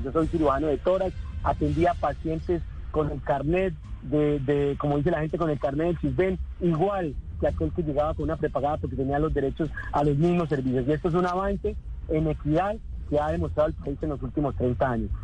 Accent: Neiva, Huila, Colombia; Yo nací en Neiva hace 51 años exactamente.

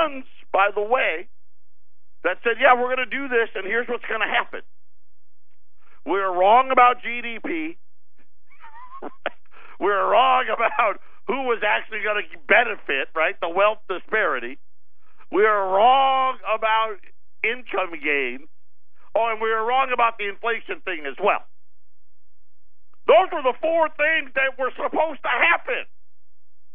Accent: Syracuse, New York, United States; I grew up in Syracuse, right? The East Coast

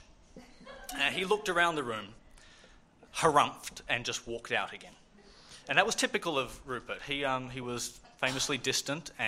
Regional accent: Dunedin, Otago, New Zealand; I grew up in Dunedin

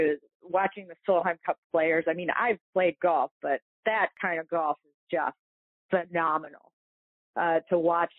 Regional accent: Toledo, Ohio, United States; I grew up in Toledo

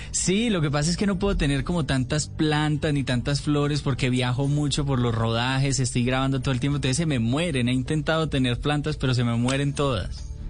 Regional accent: Medellín, Antioquia, Colombia; born or raised there

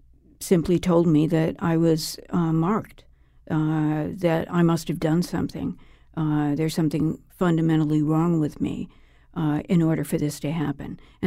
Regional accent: Oak Park, Illinois, United States; Well, I grew up in Oak Park, Illinois, which is part of the Archdiocese of Chicago

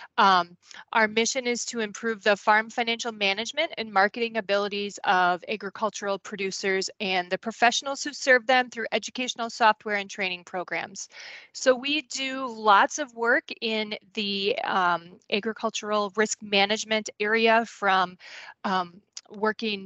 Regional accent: Goodhue, Minnesota, United States; I grew up on a dairy farm and a crop farm, I guess, in Goodhue, Minnesota

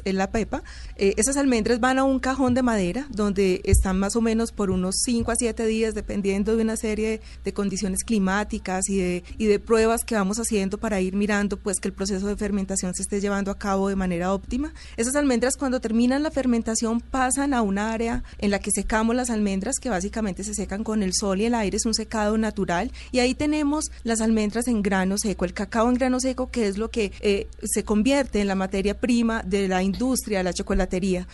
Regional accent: Colombia; los colombianos eh, consumimos chocolate en taza

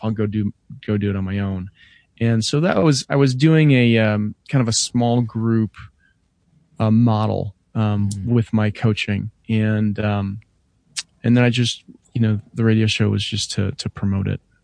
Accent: Denver, Colorado, United States

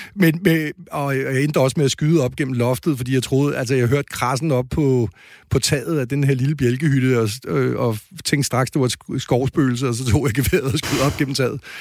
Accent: Denmark; vi er blevet mindet om som danskere og som almindelige borgere

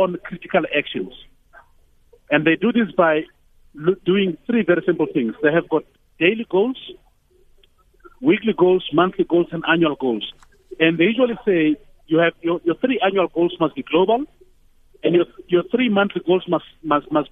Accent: Tembisa, Gauteng, South Africa; I'm from Tembisa and now I live somewhere else.

